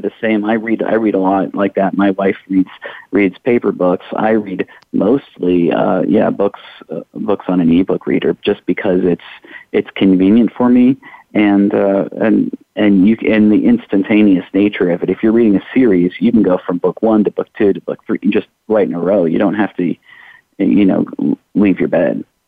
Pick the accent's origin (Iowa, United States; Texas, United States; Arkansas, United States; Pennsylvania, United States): Iowa, United States; now in Louisville, United States; I'm originally from Iowa